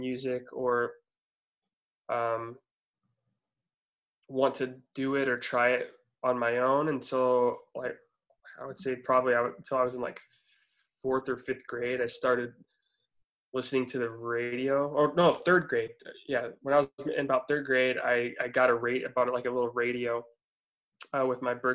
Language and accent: English; Warsaw, Indiana, United States; I was born and raised in Warsaw, Indiana, which is a small town, like north central Indiana